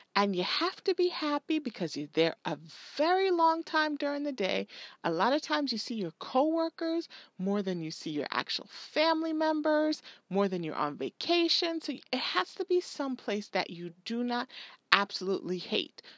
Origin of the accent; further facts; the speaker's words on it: Jamaica; I'm Jamaican.